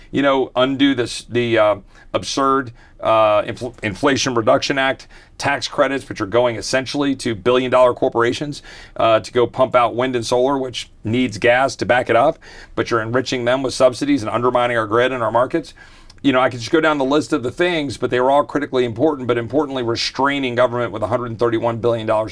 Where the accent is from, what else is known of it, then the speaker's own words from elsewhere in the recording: Virginia, United States; also born or lived in Texas; I was blessed to be a displaced Texan growing up in Virginia